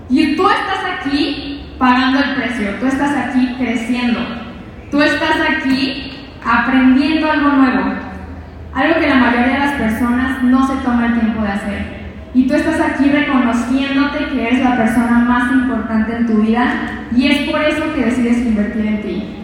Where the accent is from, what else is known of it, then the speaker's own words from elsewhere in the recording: Sinaloa, Mexico; moved away; soy de Sinaloa y probablemente algunos de ustedes estarán preguntando, ¿qué hace ella aquí? ¿Cómo decidió salir de donde vivió?